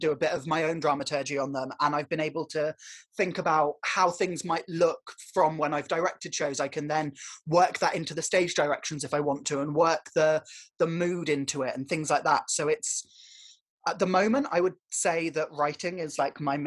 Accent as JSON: {"language": "English", "area": "Warwickshire", "region": "West Midlands", "country": "United Kingdom", "tie": "born or raised there", "also_born_or_lived": "Dartington", "moved": "yes", "said": "I grew up in Warwickshire"}